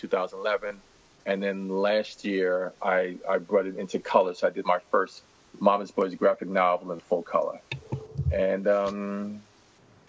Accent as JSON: {"language": "English", "town": "New York City", "region": "New York", "country": "United States", "tie": "born or raised there", "said": "a reluctant reader growing up in Washington Heights, New York."}